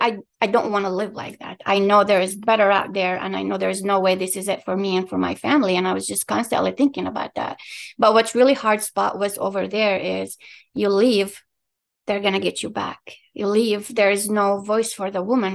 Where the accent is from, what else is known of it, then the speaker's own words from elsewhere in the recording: Palestine; English is a second language; also born or lived in Qatar; now in Michigan, United States; I was born in Palestine, I lived in Qatar